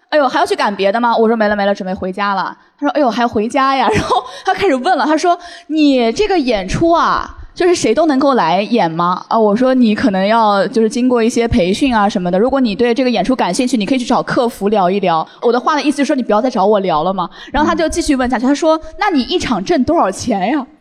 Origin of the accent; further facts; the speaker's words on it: Shanghai, China; 我因为我从小在上海长大嘛